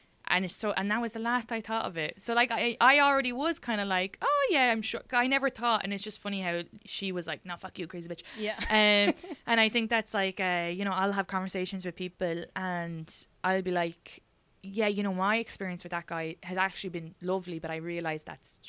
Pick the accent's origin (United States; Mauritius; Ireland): Ireland; And I think because it's so funny because we're from Ireland, I don't think that's ever part.